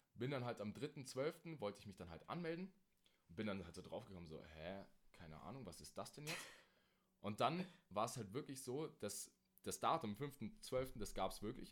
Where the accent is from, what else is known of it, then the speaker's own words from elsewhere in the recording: Germany; bei uns in Deutschland